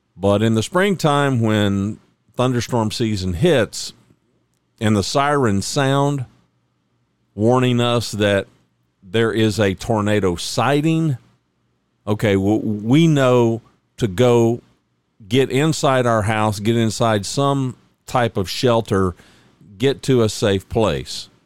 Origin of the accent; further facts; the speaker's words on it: Oklahoma, United States; also born or lived in north central Texas; now in Texas, United States; I was born in Oklahoma